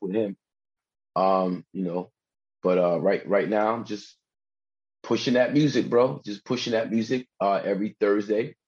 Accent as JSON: {"language": "English", "region": "New Jersey", "country": "United States", "said": "I'm from Jersey"}